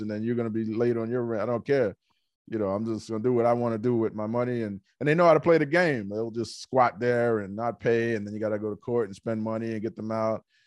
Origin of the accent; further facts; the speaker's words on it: New York City, New York, United States; I'm from Hollis, Queens